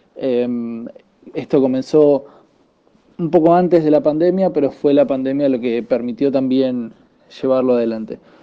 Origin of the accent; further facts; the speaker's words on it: Avellaneda, Buenos Aires Province, Argentina; soy de Avellaneda, zona sur de Buenos Aires, Argentina.